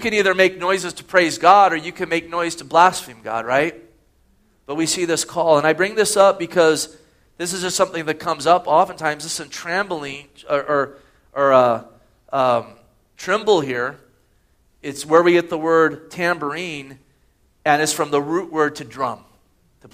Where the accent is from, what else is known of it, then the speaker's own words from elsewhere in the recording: Gilroy, California, United States; Growing up in Gilroy